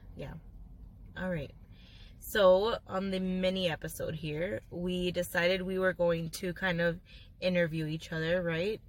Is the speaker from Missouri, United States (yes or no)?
no; Miami, Florida, United States; moved away; I'm glad that I grew up there because of the diversity and because of like the culture. Miami has its own culture